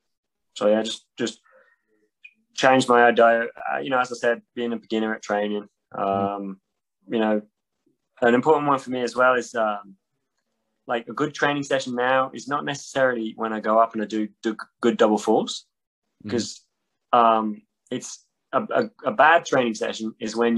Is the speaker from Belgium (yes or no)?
no; Châtel, Auvergne-Rhône-Alpes, France; born or raised there